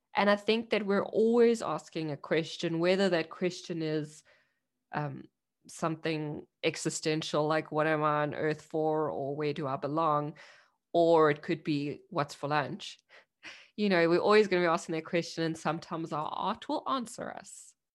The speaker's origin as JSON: {"language": "English", "country": "South Africa", "moved": "yes", "lives_now": "Germany", "said": "I'm a South African immigrant in Germany"}